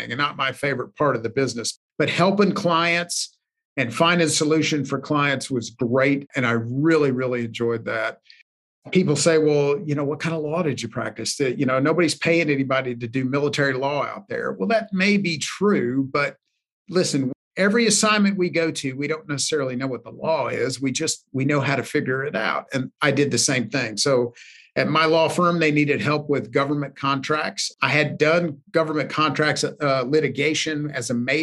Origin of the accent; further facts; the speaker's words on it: Knoxville, Tennessee, United States; moved away as an adult; a company in my hometown of Knoxville